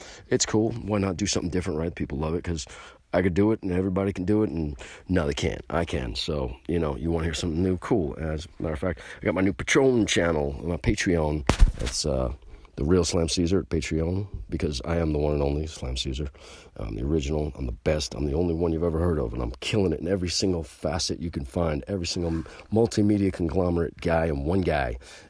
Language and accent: English; United States; because I can speak my mind, because I'm American, and I'm fucking free